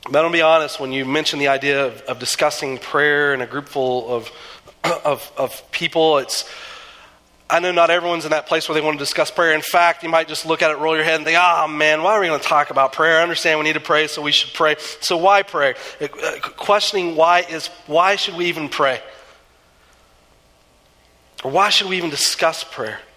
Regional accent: Southeastern United States, United States; I grew up in the South, or in the East, and the, some in the South. I kind of bounced around a little bit as a kid. And um, there is nothing like a southeastern thunderstorm.

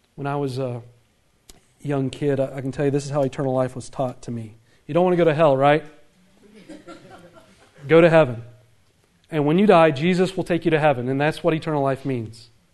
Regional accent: the Bible Belt, the South, United States; I grew up in the Bible Belt

